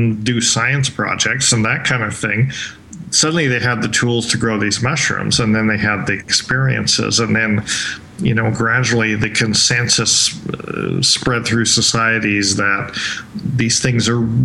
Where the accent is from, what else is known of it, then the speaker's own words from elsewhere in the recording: Colorado, United States; moved away as an adult; also born or lived in Hawaii / Vancouver; I grew up in Colorado